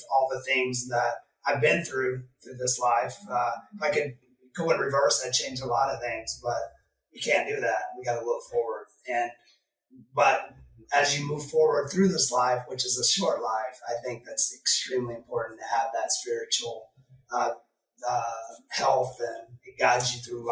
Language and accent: English; Oklahoma, United States; now in Midwest, United States; I grew up in Oklahoma